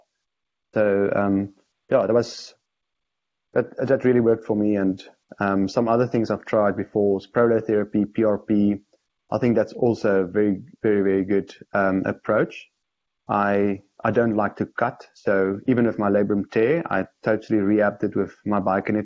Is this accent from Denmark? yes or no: no; South Africa